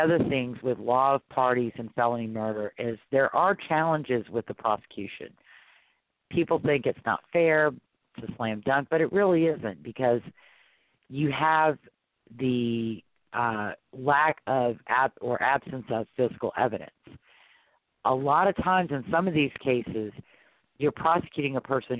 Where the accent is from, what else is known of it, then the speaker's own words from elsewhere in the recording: Louisiana, United States; also born or lived in Arkansas; I'm from Louisiana.